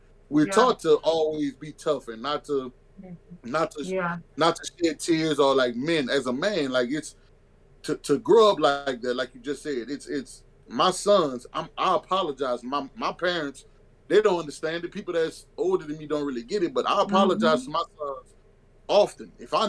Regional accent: Louisiana, United States; I'm from Louisiana

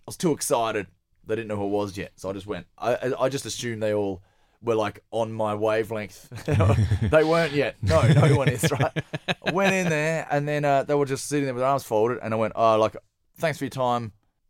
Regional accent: Perth, Western Australia, Australia; moved away as an adult; also born or lived in Sydney / Melbourne; I'm from Perth.

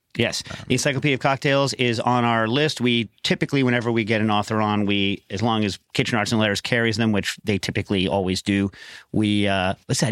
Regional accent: Westchester, New York, United States; I grew up around Westchester

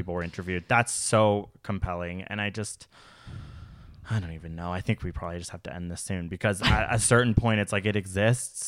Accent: Canada; as a Canadian

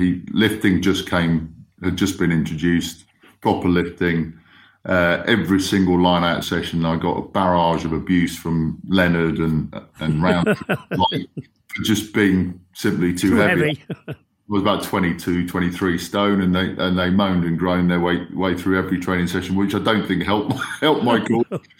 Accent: Spain; also born or lived in Kenya; growing up in Spain and Kenya, you know, we'd have a lot of Irish, Scottish, Welsh friends

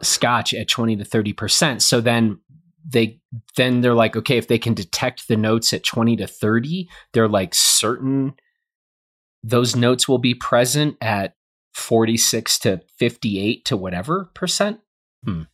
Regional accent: United States; I'm an American

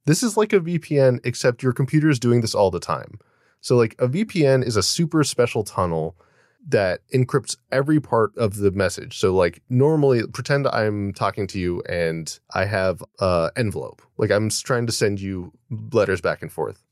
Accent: United States

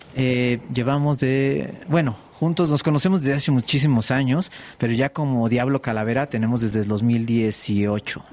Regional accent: Mexico City, Mexico; Sí, nacimos en la Ciudad de México.

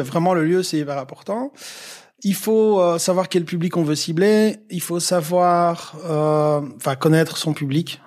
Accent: Liège region, Wallonia, Belgium; juste un gars de la région euh, liégeoise

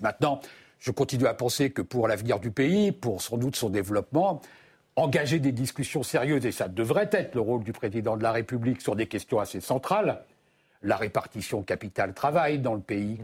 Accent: France; chez nous en France

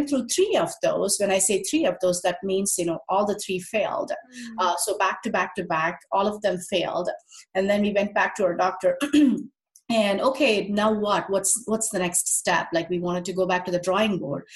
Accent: India; moved away; I'm originally from India

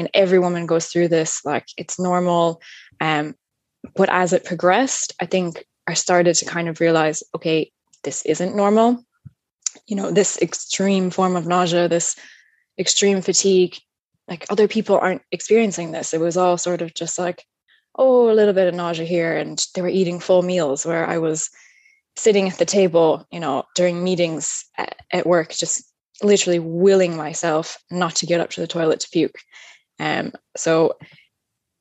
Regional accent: upstate New York, United States; moved away as an adult; now in Ireland; As you can probably tell from my accent, I'm not originally from Ireland. I'm from upstate New York in a really small rural town. So I've been living here now, 12 years.

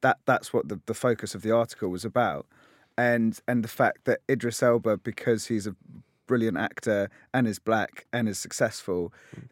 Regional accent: London, United Kingdom; I I grew up in in Tottenham in North London

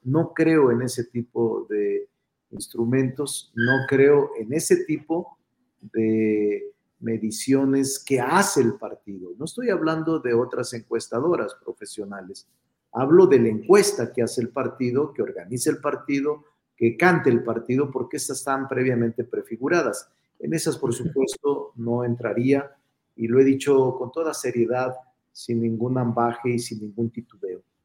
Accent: Zacatecas, Mexico; now in Mexico City, Mexico; soy vecino de la San Rafael desde hace muchos años. Aquí vivo, este es mi domicilio. Soy Zacachilango

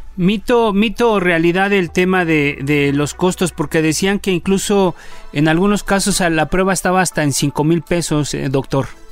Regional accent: Mexico; como somos los mexicanos

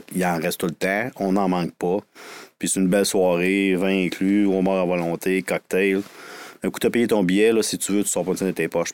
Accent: Quebec City, Quebec, Canada; je viens de Sainte-Foy, l'ancienne ville euh, fusionnée

